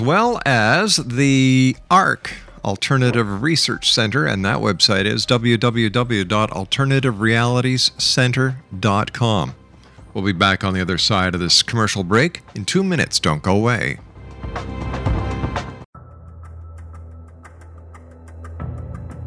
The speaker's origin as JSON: {"language": "English", "country": "Canada", "said": "I'm Canadian"}